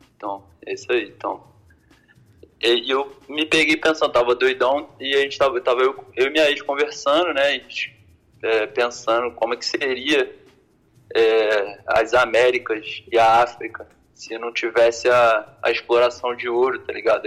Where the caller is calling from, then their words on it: Rio de Janeiro, Brazil; eu falo do da Zona Norte